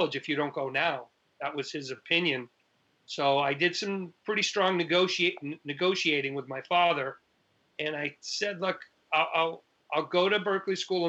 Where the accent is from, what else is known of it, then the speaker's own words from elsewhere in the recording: Ludlow, Massachusetts, United States; moved away as an adult; also born or lived in Boston, Massachusetts; now in New York City, United States; I grew up in Massachusetts. My town was Ludlow